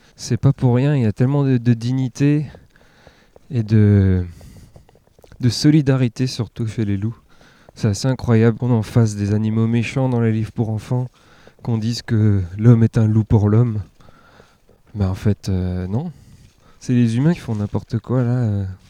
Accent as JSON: {"language": "French", "town": "Ammertzwiller", "region": "Grand Est", "country": "France", "tie": "born or raised there", "also_born_or_lived": "Saint-Pierre-et-Miquelon", "said": "J'ai grandi dans le Sungo. Je suis né à Saint-Pierre-et-Miquelon. Et mon, père est alsacien, par contre, donc on est revenu. Euh, en Alsace"}